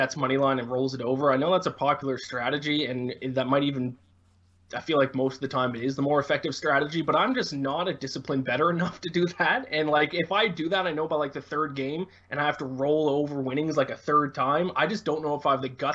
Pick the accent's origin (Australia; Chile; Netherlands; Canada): Canada; me being Canadian, I played a lot of NHL growing up